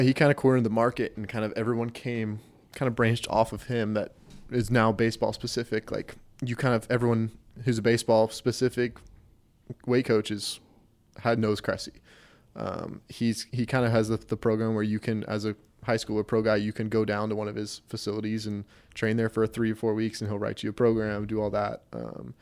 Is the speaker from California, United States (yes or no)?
no; Raleigh, North Carolina, United States; also born or lived in Wilmington, North Carolina; I grew up in Raleigh, then moved down here for school